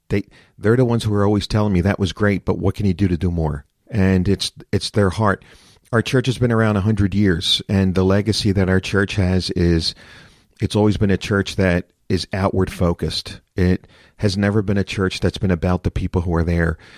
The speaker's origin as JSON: {"language": "English", "town": "Philadelphia", "region": "Pennsylvania", "country": "United States", "tie": "born or raised there", "said": "I'm born and raised in Philadelphia."}